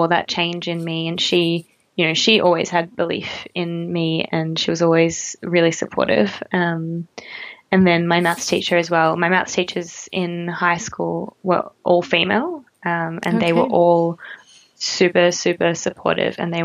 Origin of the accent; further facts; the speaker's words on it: Melbourne, Victoria, Australia; I was born in an eastern suburb in Melbourne to two really loving parents.